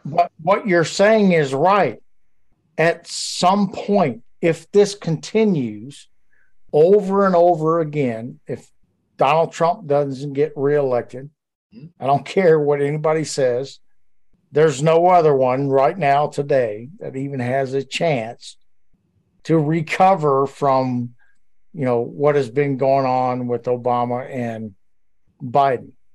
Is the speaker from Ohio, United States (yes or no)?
no; Louisiana, United States; also born or lived in Georgia; So I grew up my whole life, other than the Marine Corps, in Louisiana